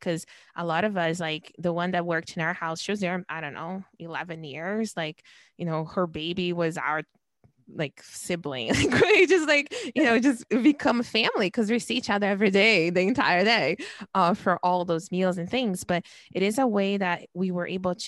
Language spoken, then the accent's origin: English; Brazil; moved away; I was born and raised in Brazil